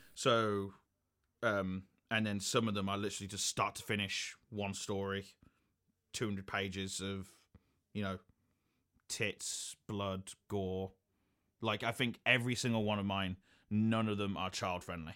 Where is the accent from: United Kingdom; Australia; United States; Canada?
United Kingdom; some pubs, like in my hometown